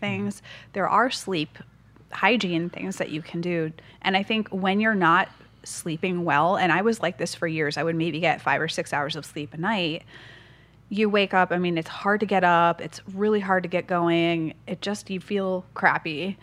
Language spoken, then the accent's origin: English; Massachusetts, United States; now in San Diego, United States; I'm from the East Coast, so from Massachusetts, Northeast